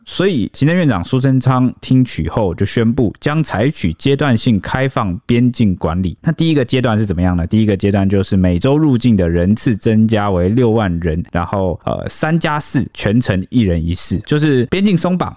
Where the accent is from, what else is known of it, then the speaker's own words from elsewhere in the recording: Taiwan; 我们台湾人